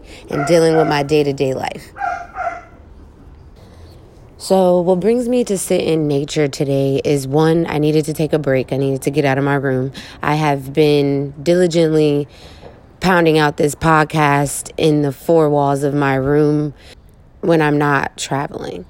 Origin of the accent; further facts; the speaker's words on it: Oakland, California, United States; growing up in East Oakland